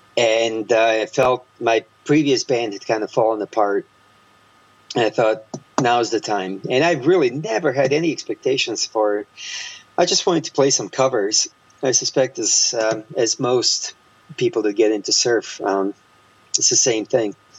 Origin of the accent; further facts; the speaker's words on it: Croatia; now in United States; while growing up in Croatia